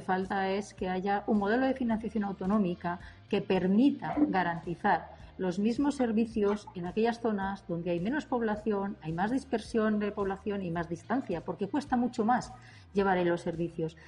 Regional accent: Castile and León, Spain; mi tierra, de Castilla y León

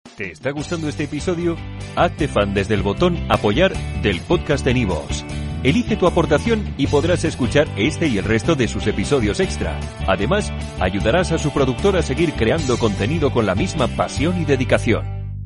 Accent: Seville, Andalusia, Spain; yo soy un chaval de Sevilla, en Andalucía, en España, del barrio de Triana

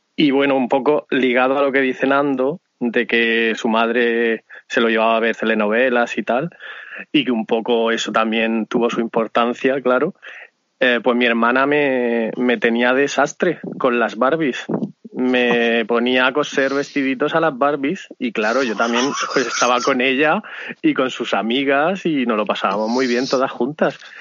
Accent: Murcia, Region of Murcia, Spain; moved away; yo soy de Puente Docinos, de donde la Metropol. Y esto, aunque no llega a ser un pueblo

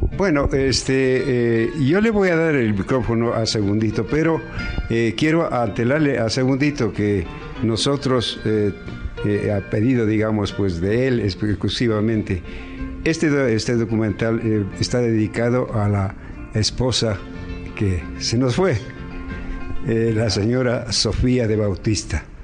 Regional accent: Ecuador; now in United States; somos ecuatorianos

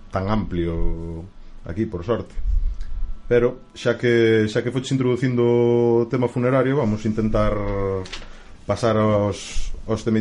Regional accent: Galicia, Spain

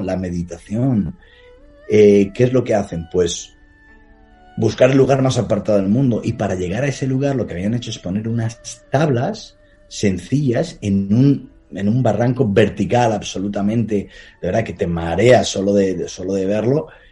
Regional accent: Palencia, Castile and León, Spain; mi ciudad natal, en Palencia

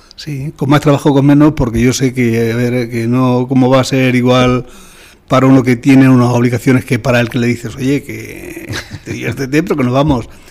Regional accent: Almagro, Castilla-La Mancha, Spain; yo he vivido siempre fuera de mi pueblo

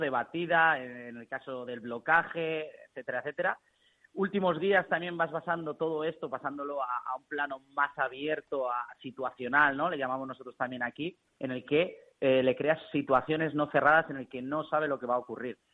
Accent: Burriana, Valencian Community, Spain; Yo estaba aquí en Burriana, que es de donde soy

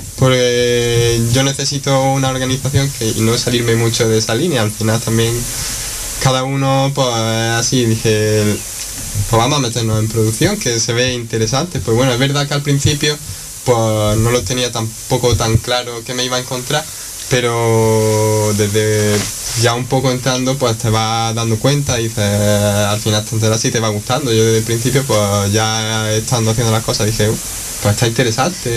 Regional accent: Granada, Andalusia, Spain; yo soy de aquí de Granada, vivo en el Cerrillo de Maracena

